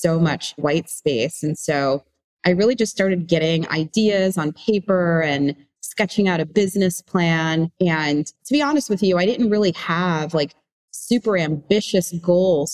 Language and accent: English; New York, United States; growing up in New York